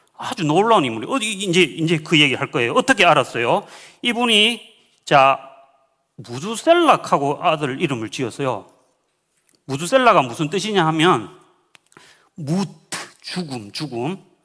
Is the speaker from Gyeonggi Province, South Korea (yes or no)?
no; Uiseong, North Gyeongsang, South Korea; moved away; also born or lived in Laos / Reading, United Kingdom; 시골 살았거든요. 경북 저는 의성 사람이었는데